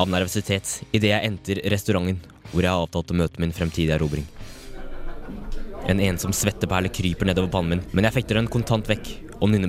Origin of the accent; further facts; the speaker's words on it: Kolbotn, Akershus, Norway; I en stakket stund er jeg et barn i sofaen hjemme på Kolbotn